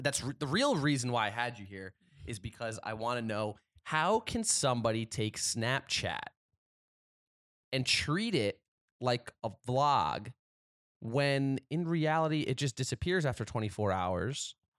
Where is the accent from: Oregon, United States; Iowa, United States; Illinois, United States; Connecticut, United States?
Connecticut, United States; New Haven; moved away; growing up in New Haven